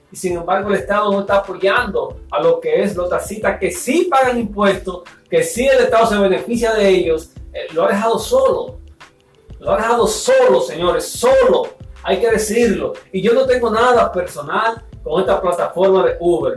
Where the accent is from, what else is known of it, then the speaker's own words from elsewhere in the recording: Dominican Republic; aquí en mi país, República Dominicana